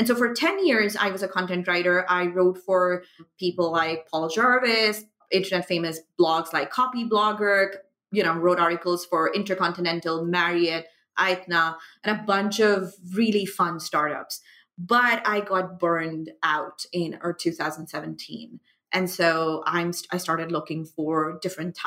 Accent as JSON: {"language": "English", "country": "Pakistan", "tie": "born or raised there", "also_born_or_lived": "United Arab Emirates", "moved": "as an adult", "said": "I am from Pakistan, was born, you know, and grew up there, moved to the UAE, and now I'm back in Pakistan."}